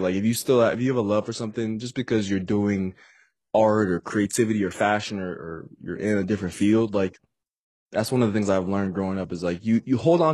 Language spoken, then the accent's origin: English; Aurora, Colorado, United States; Born and raised in Colorado. I say Denver, Colorado for my videos and different things that I put out online. But mostly Denver metro area, where I actually grew up in, is a city called Aurora, Colorado.